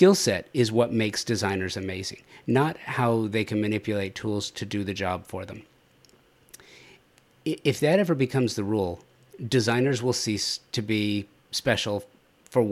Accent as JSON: {"language": "English", "region": "Southern California", "country": "United States", "tie": "born or raised there", "said": "I grew up in Southern California."}